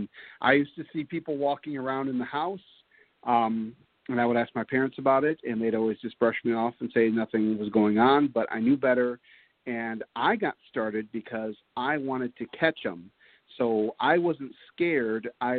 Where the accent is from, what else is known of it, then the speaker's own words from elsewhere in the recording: Pontiac, Michigan, United States; I grew up in Pontiac, Michigan, and my backyard was literally the Pontiac General Cemetery.